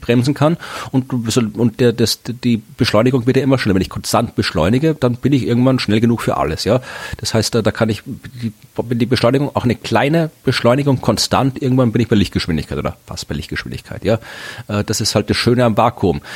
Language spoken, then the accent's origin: German; Austria; das machen wir Österreicher